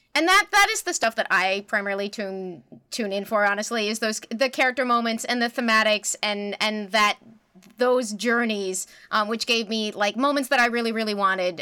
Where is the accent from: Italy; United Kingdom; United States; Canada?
Canada; as a Canadian